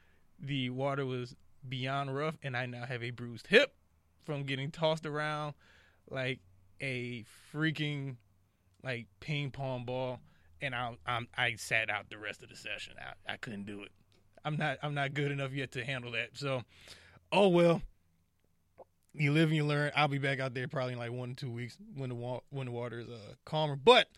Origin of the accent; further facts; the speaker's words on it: Detroit, Michigan, United States; I'm from Detroit, so I understand